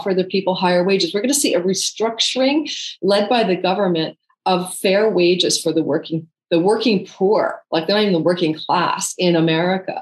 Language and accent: English; Canada; I'm Canadian